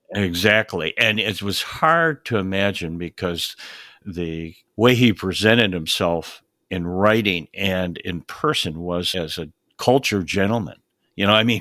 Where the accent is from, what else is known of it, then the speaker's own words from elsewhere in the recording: upstate New York, United States; I grew up in, uh, upstate New York